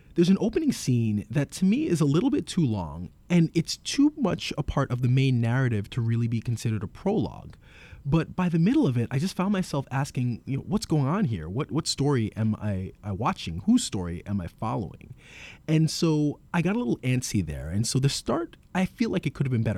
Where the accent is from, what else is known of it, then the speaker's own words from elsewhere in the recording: New York City, New York, United States; As someone who's born and raised in New York and who's lived in Brooklyn and Queens for most of my life